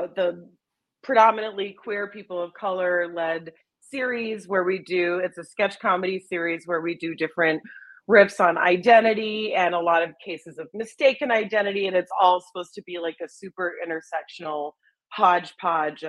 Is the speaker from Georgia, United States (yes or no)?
no; Chicago, Illinois, United States; growing up in Chicago, there's obviously Second City kids shows